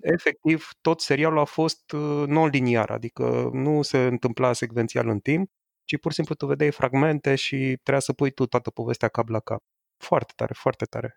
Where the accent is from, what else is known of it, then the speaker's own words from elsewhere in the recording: Romania; eu sunt român